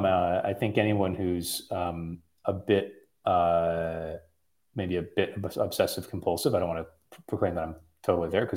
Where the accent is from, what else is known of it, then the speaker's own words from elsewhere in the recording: Midwest, United States; now in California, United States; I'm from the Midwest. I live in California